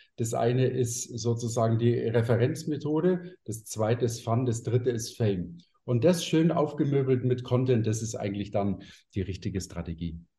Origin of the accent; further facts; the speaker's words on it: Munich, Bavaria, Germany; bei mir sagt man Servus, ich bin nämlich aus München.